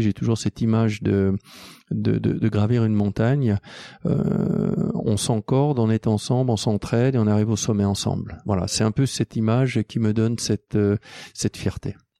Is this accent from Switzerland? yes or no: yes; Switzerland; je suis suisse, aussi français, anglais